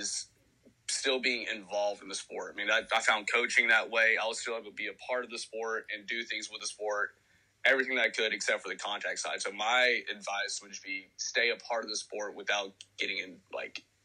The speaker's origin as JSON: {"language": "English", "region": "Tennessee", "country": "United States", "said": "I'm 25 from Tennessee."}